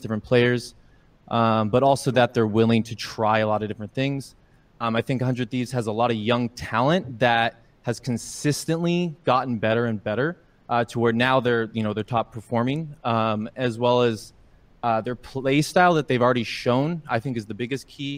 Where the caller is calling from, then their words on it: Portland, Oregon, United States; Calling from Portland, Oregon.